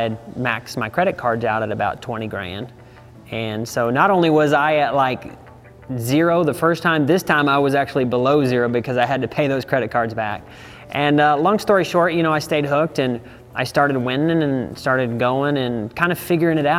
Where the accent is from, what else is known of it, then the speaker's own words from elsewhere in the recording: Savannah, Missouri, United States; now in Texas, United States; I grew up on a ranch in Savannah, Missouri